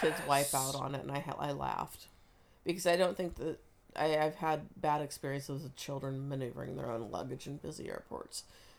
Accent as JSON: {"language": "English", "region": "Oregon", "country": "United States", "lives_now": "Washington, United States", "said": "But I'm from Oregon."}